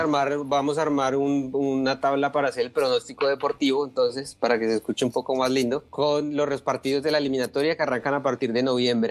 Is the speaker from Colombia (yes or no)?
yes; Colombia; como colombiano y aficionado al fútbol